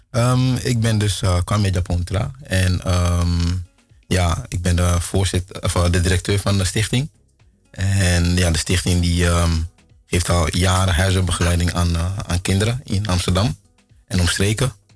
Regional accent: Ghana; now in Netherlands; ik kom uit Ghana

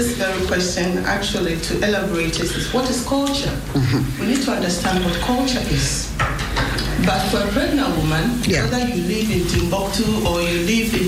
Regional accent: Ghana; now in Netherlands; I'm a Ghanaian, and I did my schooling in Netherlands, so I'm from between two cultures.

